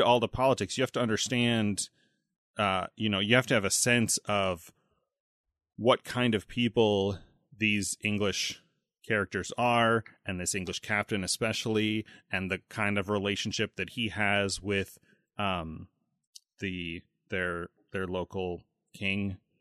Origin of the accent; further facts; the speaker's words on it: United States; growing up in the States